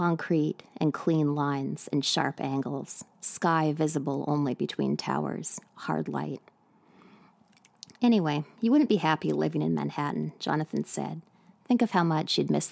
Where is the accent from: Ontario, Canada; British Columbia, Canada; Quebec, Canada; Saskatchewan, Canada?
British Columbia, Canada; now in New York City, United States; I'm speaking to you today from New York City, but I'm originally from Canada, from British Columbia.